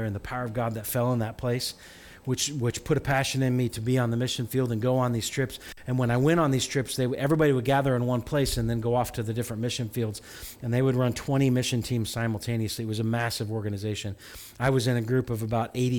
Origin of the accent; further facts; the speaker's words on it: Farmer City, Illinois, United States; I grew up in a small town. You know, Farmer City is the town